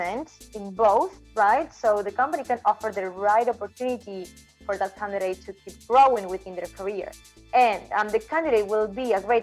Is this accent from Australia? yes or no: no; Argentina; also born or lived in New Zealand; I'm from Argentina